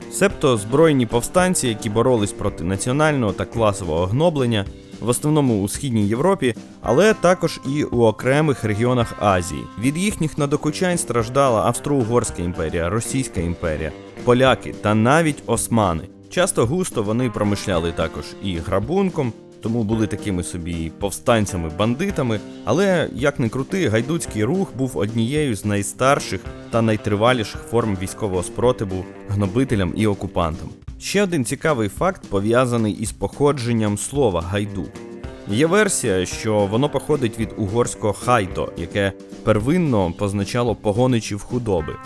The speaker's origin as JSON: {"language": "Ukrainian", "region": "Bukovina", "country": "Ukraine", "said": "як буковинець"}